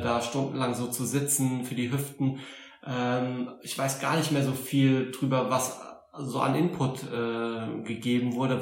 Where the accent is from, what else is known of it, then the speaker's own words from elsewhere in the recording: Saarbrücken, Saarland, Germany; accent: Saarländisch; moved away; komme ursprünglich aus Saarbrücken, aus dem Saarland. Ich hoffe, das hört man nicht zu sehr